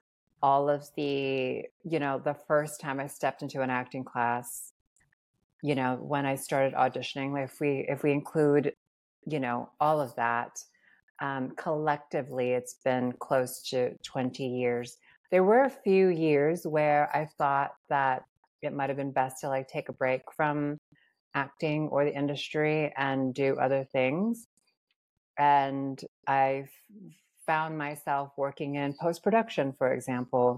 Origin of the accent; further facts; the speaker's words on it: Guam; moved away as an adult; also born or lived in Philippines; now in Los Angeles, United States; I grew up on Guam and I'm from the Philippines